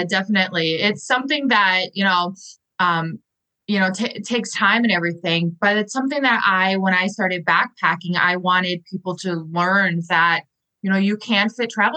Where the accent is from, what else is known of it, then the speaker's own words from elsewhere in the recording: Milwaukee, Wisconsin, United States; moved away as an adult; also born or lived in Arizona / Chicago; my hometown in Milwaukee, Wisconsin, in the US